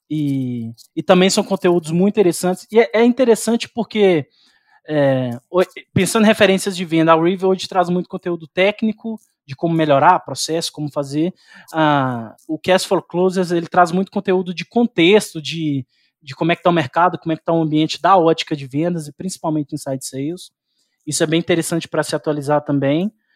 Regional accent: Belo Horizonte, Minas Gerais, Brazil; eu sou aqui de Belo Horizonte

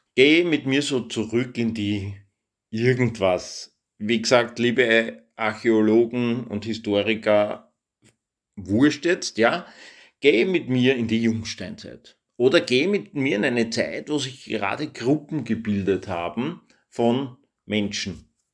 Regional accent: Austria; ich bin Österreicher

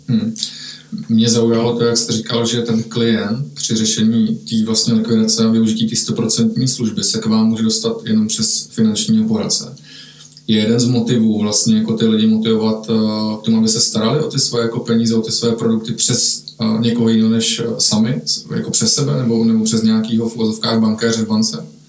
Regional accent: Czechia; že jsme Češi

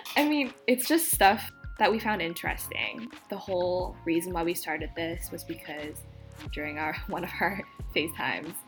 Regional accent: Vancouver, British Columbia, Canada; now in Atlanta, United States; I am originally from Vancouver.

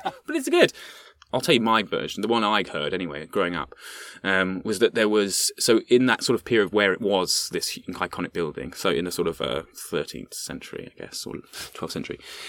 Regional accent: Lincolnshire, East Midlands, United Kingdom; I grew up near there.

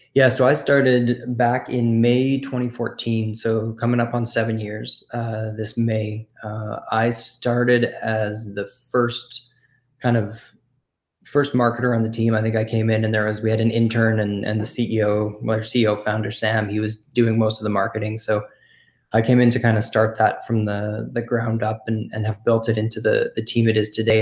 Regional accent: Canada; we're born and bred in Canada

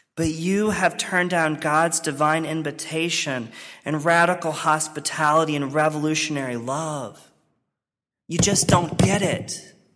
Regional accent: rural Virginia, United States; moved away; my formative experiences in my home church in rural Virginia

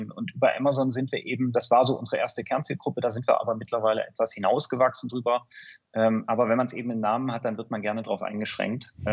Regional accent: Stuttgart, Baden-Württemberg, Germany; accent: Stuttgart; bin vom Hintergrund her äh, äh, bin Stuttgarter. Ab und zu hört man es auch, äh, nicht immer.

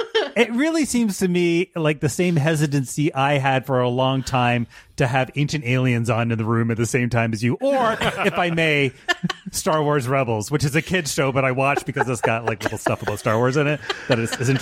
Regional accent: Canada; You come by it honestly. We're Canadian.

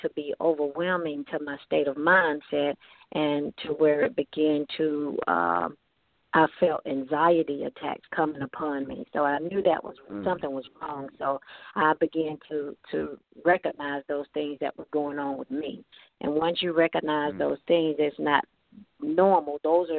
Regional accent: Lithonia, Georgia, United States; Georgia, Lithonia, Georgia.

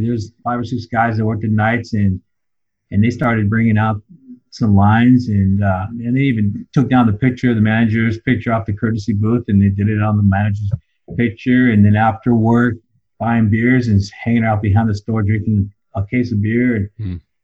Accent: San Diego, California, United States; also born or lived in Claremont, California; I'm originally from San Diego, California. Grew up there for the first nine, ten years of my life, and uh, and we moved to um, Claremont, California

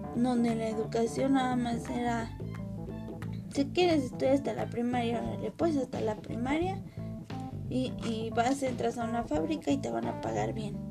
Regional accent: Mexico; nuestro país

